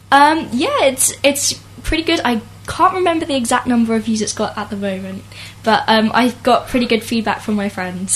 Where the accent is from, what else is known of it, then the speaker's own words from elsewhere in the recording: Isleworth, London, United Kingdom; I'm from London, Isleworth.